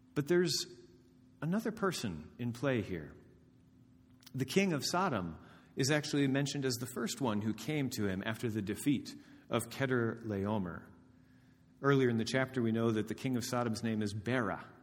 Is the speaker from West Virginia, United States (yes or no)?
no; Indiana, United States; moved away as an adult; I have not lived in my hometown of Dama, Indiana for thirteen years